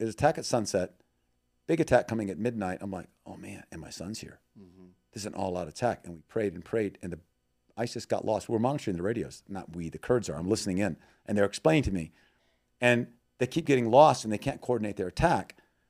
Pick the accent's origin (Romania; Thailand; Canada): Thailand; also born or lived in Myanmar; we're from the jungle, we've been in Burma 20 years, I grew up in Thailand